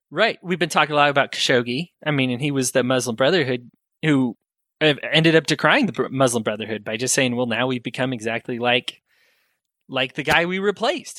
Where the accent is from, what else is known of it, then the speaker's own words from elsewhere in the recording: United States; As American people